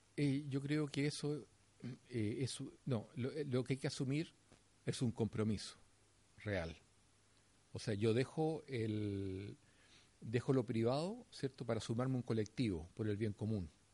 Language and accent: Spanish; Chile; acá en Chile